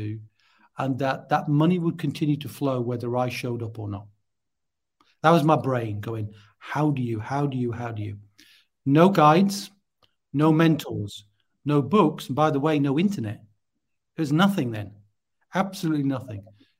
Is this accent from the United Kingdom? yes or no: yes; North East England, United Kingdom; accent: Geordie; So originally I'm from the Northeast. I'm a Geordie. Now, I'm not speaking Geordie now, but you, the tones are in there somewhere.